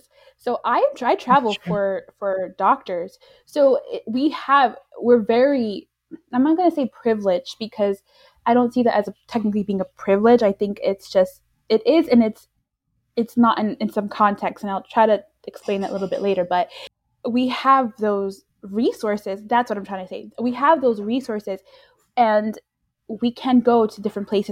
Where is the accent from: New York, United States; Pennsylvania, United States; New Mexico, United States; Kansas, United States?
New York, United States; now in Florida, United States; we both reside in Florida. I was born and raised in New York